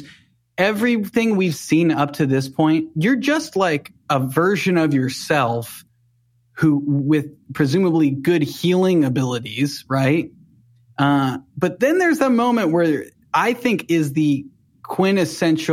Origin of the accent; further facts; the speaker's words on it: Cincinnati, Ohio, United States; I grew up outside of Cincinnati, in the burbs of Cincinnati